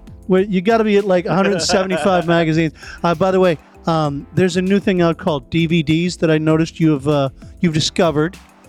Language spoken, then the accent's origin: English; Medford, Massachusetts, United States; I'm from Medford